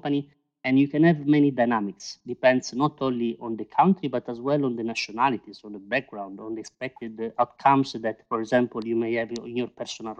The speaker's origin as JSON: {"language": "English", "country": "Italy", "moved": "as an adult", "lives_now": "Brussels, Belgium", "said": "I'm originally from Italy"}